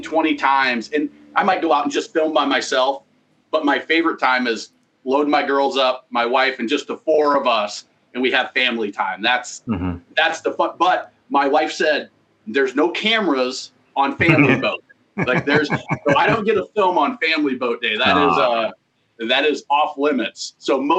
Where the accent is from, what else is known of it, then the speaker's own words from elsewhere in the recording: Nebraska, United States; I grew up in Nebraska